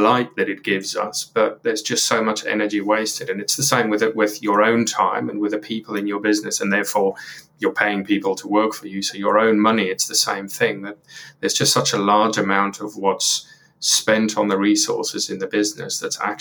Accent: South Africa; moved away as an adult; now in United Kingdom; I grew up in South Africa, and when I was 18 or so, I ended up coming over to the UK and had no plans to, but ended up staying permanently.

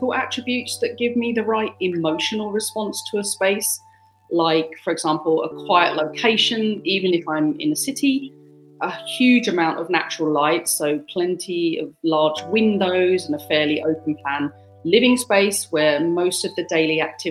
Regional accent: United Kingdom; moved away as an adult; also born or lived in Germany / China; I'm British, but I've been out of my home country since about

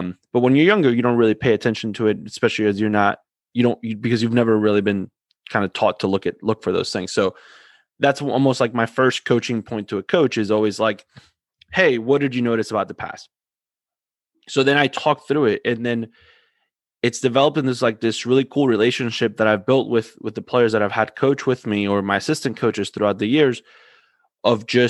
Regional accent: Argentina; moved away; I'm from Argentina

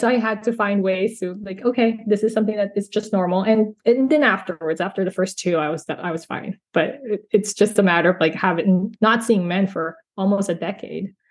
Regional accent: California, United States; also born or lived in Philippines; now in Central Florida, United States; I was born in the Philippines and grew up in California

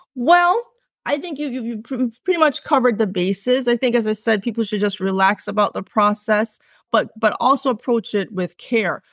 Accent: Jamaica; also born or lived in Cambridge, England; I was born in England, born in Cambridge, England, grew up in the, on the island of Jamaica. Both of my parents are from Jamaica. So, I lived in the country and I lived on a farm

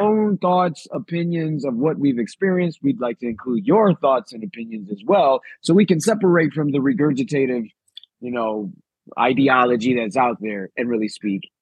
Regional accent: Chicago, Illinois, United States; I'm from Chicago.

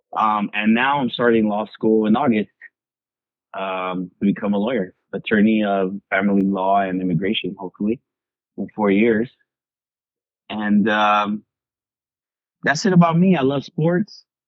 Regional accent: Long Beach, California, United States; I was born in 1989 in Long Beach

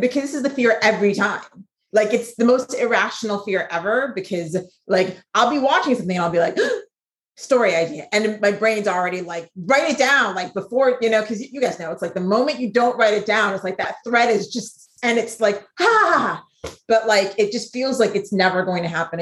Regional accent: Ghana; being from Ghana

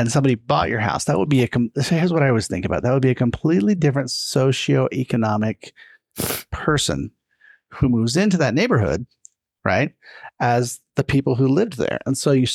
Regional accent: Sandy, Utah, United States; we grew up in Sandy

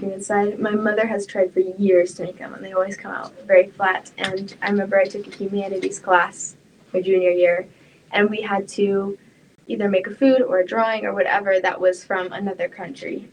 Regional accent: Oregon, United States; I grew up in Oregon

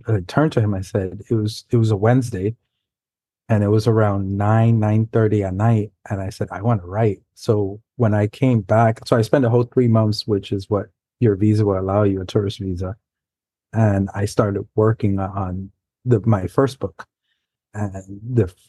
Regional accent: New York City, New York, United States; first language Spanish; English is a second language; I grew up in New York City, not too far from Brian, in Manhattan, in the Upper West Side area

